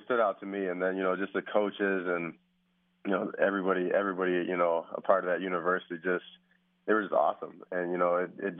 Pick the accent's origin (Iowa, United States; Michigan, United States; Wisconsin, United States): Wisconsin, United States; moved away as an adult; I was from Wisconsin